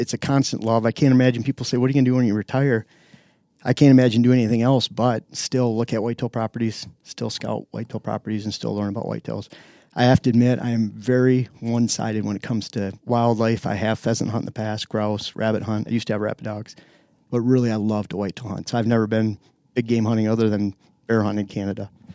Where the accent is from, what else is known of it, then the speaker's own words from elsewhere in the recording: Lower Michigan, United States; moved away as an adult; also born or lived in Upper Peninsula, Michigan / Pennsylvania; now in Wisconsin, United States; I grew up in Lower Michigan, flatland, agland